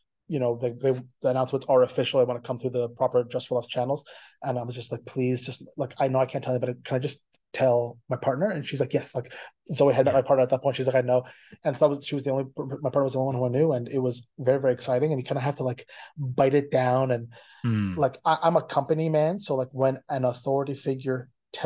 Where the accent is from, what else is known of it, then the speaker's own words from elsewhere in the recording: Ottawa, Ontario, Canada; now in Toronto, Canada; I'm originally from Ottawa, but I'm located in Toronto.